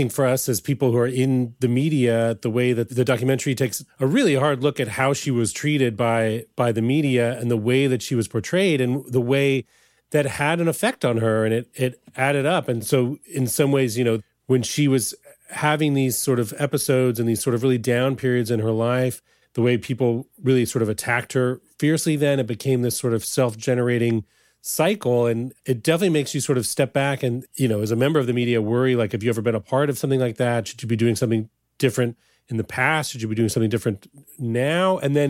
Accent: Midwest, United States; And it's funny, you know, I'm also from the Midwest.

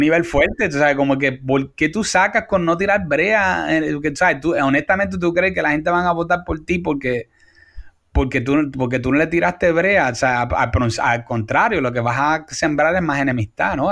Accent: Puerto Rico; nosotros como puertorriqueños

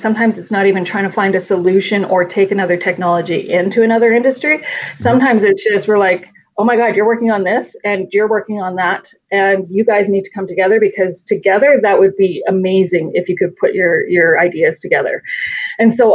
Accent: Calgary, Alberta, Canada; I'm from Calgary

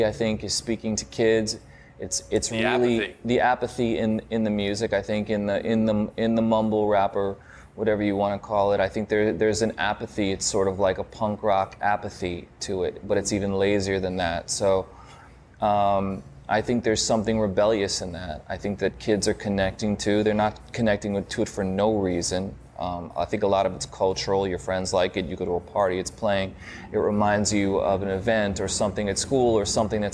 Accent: New York, United States; growing up in New York back in the day

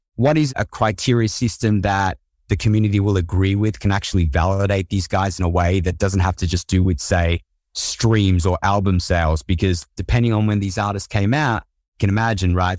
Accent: Australia; accent: Aussie; I'm from Australia, I've got an Aussie accent

